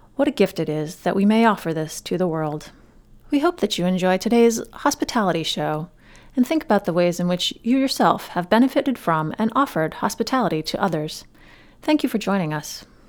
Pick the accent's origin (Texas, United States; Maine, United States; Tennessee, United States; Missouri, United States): Maine, United States; Freeport; As a high school student, I manned the counters at various Freeport retail establishments and waitressed at the now defunct Downie's Village restaurant in my hometown